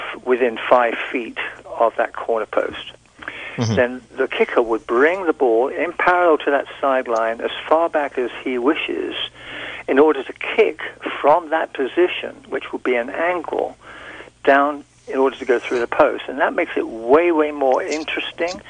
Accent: England, United Kingdom; I'm from the British Empire, from England, British Isles

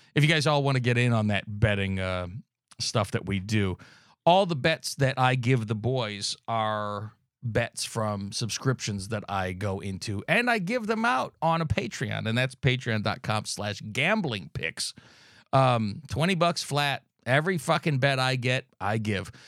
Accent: California, United States; I'm from California

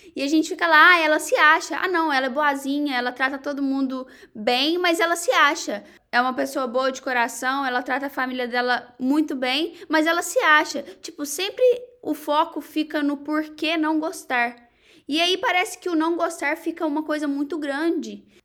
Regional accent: Varginha, Minas Gerais, Brazil; moved away as an adult; also born or lived in Egypt; now in United States; lá em Varginha mesmo, que é a minha cidade natal

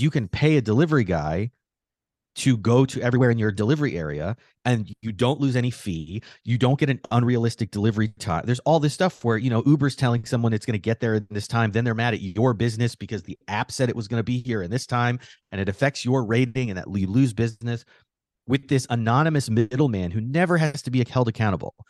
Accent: Phoenix, Arizona, United States; now in New York, United States; I grew up in Arizona, so everything was on an hour earlier

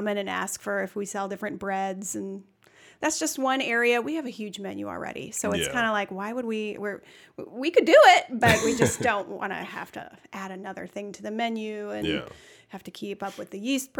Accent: St. Louis, Missouri, United States; We're originally from St. Louis. That's where we met and grew up. And then we came here because he got his first head chef position.

